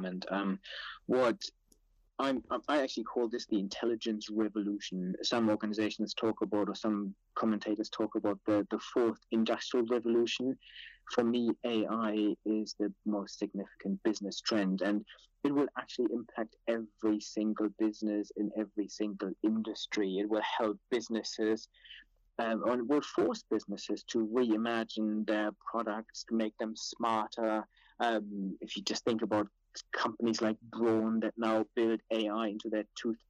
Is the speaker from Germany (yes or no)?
yes; Germany; moved away as an adult; also born or lived in Cambridge, England / Cranfield, England; now in United Kingdom; I was born in Germany, then moved to England to study at Cambridge